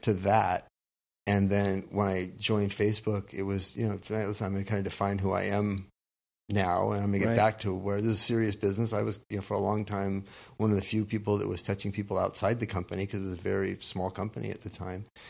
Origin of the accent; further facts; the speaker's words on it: Southern California, United States; growing up in Southern California